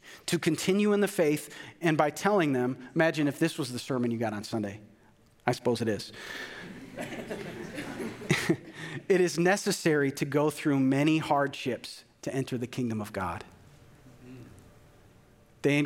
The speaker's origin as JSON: {"language": "English", "region": "Minnesota", "country": "United States", "tie": "born or raised there", "said": "a white male growing up in Minnesota"}